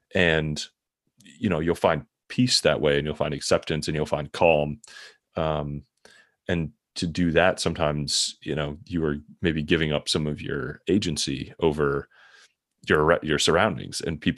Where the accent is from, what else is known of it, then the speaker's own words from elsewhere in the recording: Midwest, United States; also born or lived in San Francisco; Mostly like we were moving the company for career things, but I'd been in San Francisco for a few years and I grew up in the Midwest. So I was kind of happy to be, you know, have the context to move back.